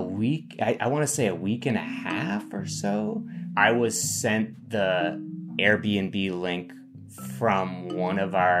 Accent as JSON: {"language": "English", "town": "Plainfield", "region": "Vermont", "country": "United States", "tie": "born or raised there", "also_born_or_lived": "Burlington, Vermont", "said": "I'm born and raised in Plainfield, Vermont, outside of Montpelier."}